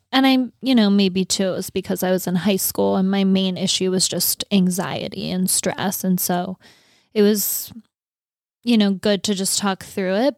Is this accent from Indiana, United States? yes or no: no; North Dakota, United States; moved away; I grew up in North Dakota